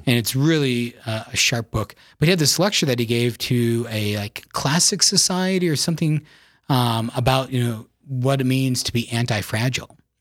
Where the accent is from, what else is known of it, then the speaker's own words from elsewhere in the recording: Yankton, South Dakota, United States; I was born and raised in South Dakota in the beautiful town of Yankton